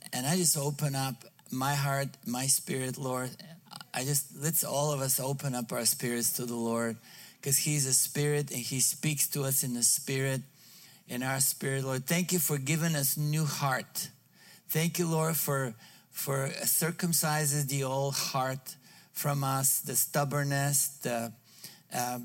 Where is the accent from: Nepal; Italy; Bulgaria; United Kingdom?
Bulgaria; English is a second language; moved away as an adult; now in United States; I was born in Bulgaria, raised in trained by the communists